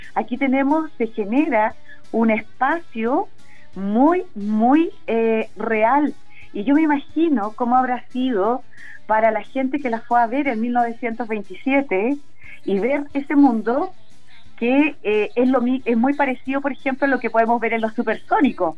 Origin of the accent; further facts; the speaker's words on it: Ancud, Los Lagos, Chile; moved away as an adult; now in Curicó, Chile; Chilota, nacida, criada en Chiloé y después ya me quedé, llevo más de 20 años viviendo